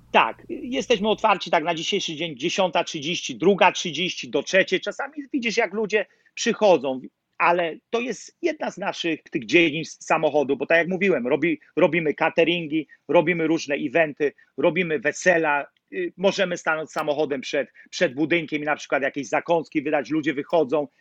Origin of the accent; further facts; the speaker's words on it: Nowy Sącz, Lesser Poland, Poland; moved away as an adult; now in New York, United States; Ja jestem z Nowego Sącza. Mhm. Lach Sądecki